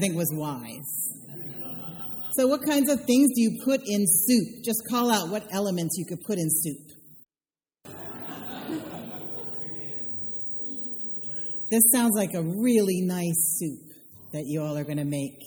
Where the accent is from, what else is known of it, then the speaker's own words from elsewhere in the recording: the Carolinas, United States; now in Texas, United States; I'm from the Carolinas